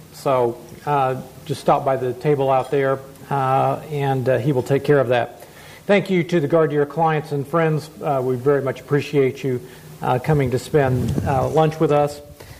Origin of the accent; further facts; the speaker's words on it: Kansas, United States; moved away; thank you for that plug for my home state of Kansas.